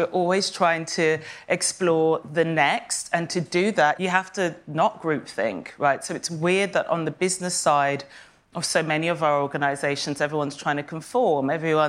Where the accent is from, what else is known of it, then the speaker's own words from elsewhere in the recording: Kenya; born there; also born or lived in Saint Kitts and Nevis; I was born in Kenya, in a very rural, specific part of Kenya, to a mother who wasn't Kenyan and everyone else was.